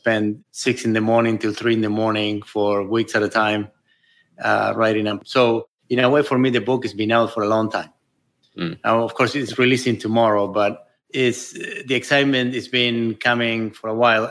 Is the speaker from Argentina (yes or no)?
yes; Buenos Aires, Argentina; moved away as an adult; now in California, United States; I grew up in Buenos Aires